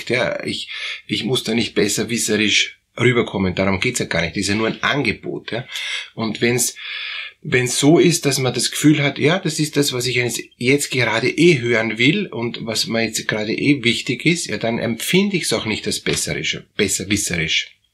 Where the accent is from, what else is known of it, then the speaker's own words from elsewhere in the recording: Germany; Und naja, ich bin aus Deutschland und ich weiß, dass Kehlheimer Fliesen ist eine der besten Fliesen